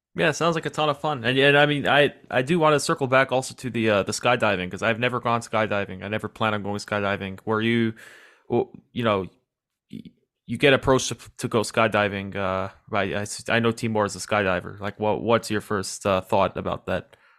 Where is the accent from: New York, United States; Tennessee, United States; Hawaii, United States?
New York, United States; New York City; I'm, I'm from New York City